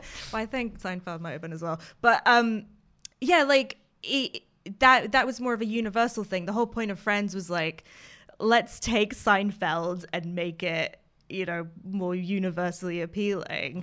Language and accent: English; United States; accent: American; now in United Kingdom; as people may be able to tell from my accent, I am American